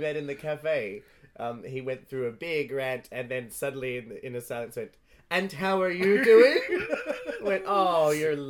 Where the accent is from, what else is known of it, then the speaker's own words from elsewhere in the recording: Australia; I am an Australian.